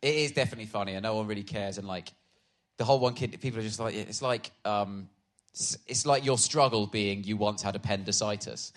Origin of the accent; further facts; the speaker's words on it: Swindon, South West England, United Kingdom; moved away; also born or lived in Harpenden; I was born in Swindon